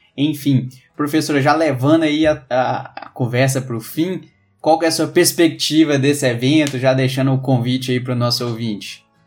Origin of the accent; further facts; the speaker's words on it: Minas Gerais, Brazil; Eu sou mineiro